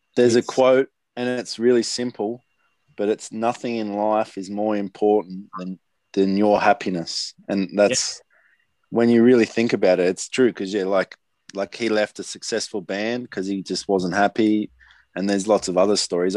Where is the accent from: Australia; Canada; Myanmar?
Australia; Sydney, New South Wales; I grew up in Maroubra